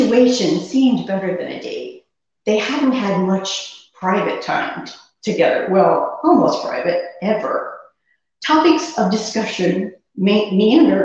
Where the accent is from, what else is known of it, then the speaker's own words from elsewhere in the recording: Cincinnati, Ohio, United States; moved away; I'm originally from Cincinnati